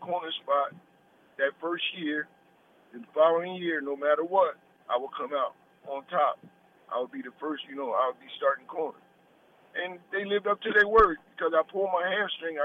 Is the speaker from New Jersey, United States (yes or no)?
yes; Burlington, New Jersey, United States; Burlington City, New Jersey